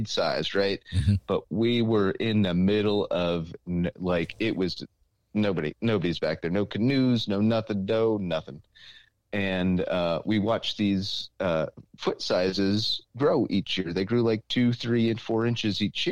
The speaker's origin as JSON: {"language": "English", "town": "Sparta", "region": "New Jersey", "country": "United States", "tie": "born or raised there", "said": "Sparta, New Jersey, which is my hometown"}